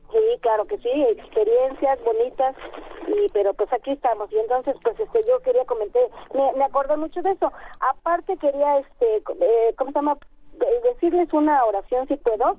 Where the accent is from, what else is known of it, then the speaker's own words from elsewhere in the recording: Nezahualcóyotl, State of Mexico, Mexico; also born or lived in Tacubaya, Mexico City; ya soy de Mesa porque llegué aquí a los 6 años, aquí a Ciudad de Nezahualcóyotl pero yo nací en Tacubaya